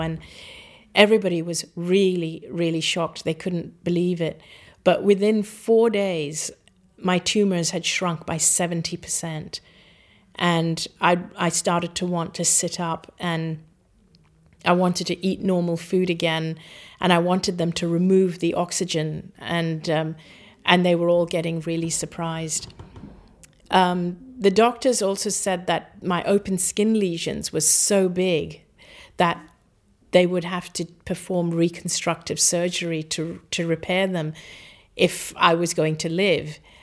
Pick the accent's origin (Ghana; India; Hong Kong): Hong Kong; also born or lived in Singapore; I grew up in Hong Kong